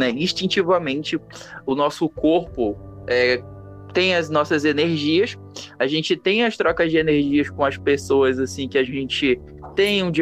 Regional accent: Pará, Brazil; eu sou paraense

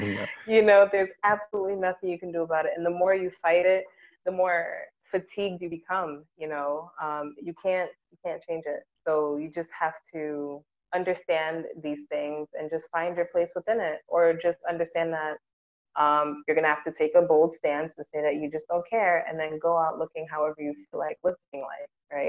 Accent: Ghana; And I'm like, but wow, I'm Ghanaian.

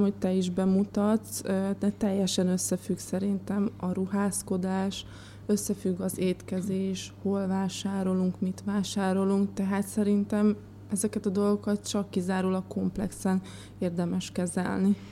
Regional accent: Békés, Hungary; moved away; Békés megyében nőttem fel

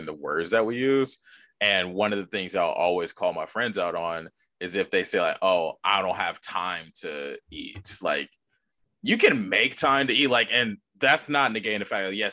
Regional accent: United States; I'm American.

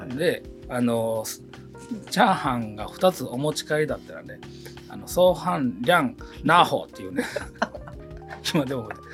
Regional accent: Japan; 僕丹波の出身なので、はい、子供の頃あの集団登校集団下校をしてた

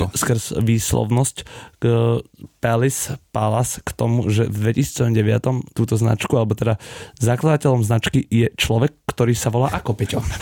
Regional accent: Slovakia; dva chalani zo Slovenska

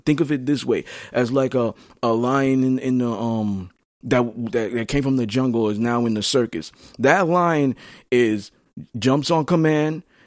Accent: New York City, New York, United States; I'm from Flatbush, Brooklyn, Brownsville, Crown Heights. I moved around.

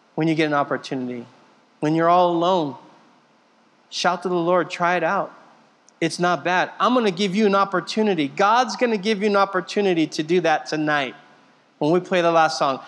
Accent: Southern California, United States; moved away; I'm from Southern California. I've been here for 12 years now

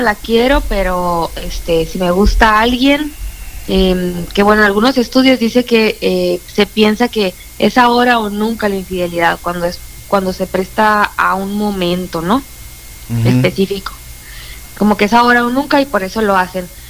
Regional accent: Puerto Peñasco, Sonora, Mexico; now in Hermosillo, Mexico; soy de Peñasco, cuando venía de Peñasco a, aquí a, Hermosillo de vacaciones

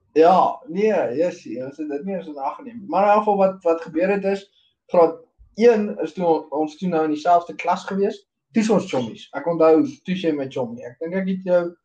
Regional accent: Meyerton, Gauteng, South Africa; ek het ook in Meyerton groot geword.

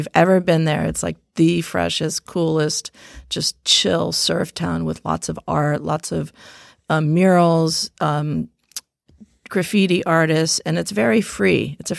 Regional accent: Thailand; also born or lived in Philippines; We grew up overseas in Thailand and the Philippines, and both our parents were very artistic.

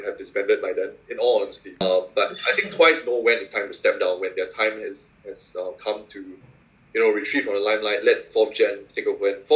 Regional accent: Singapore; I'm from Singapore

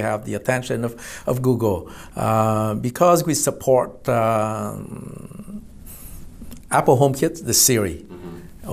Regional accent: Vietnam; also born or lived in Irvine, California / Houston, Texas; now in United States; Originally, I was from Vietnam

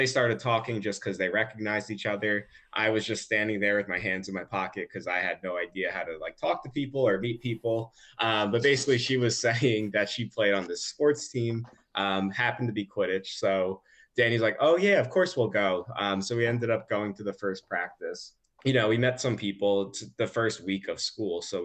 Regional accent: New Jersey, United States; I'm from New Jersey. I'm a very Jersey person

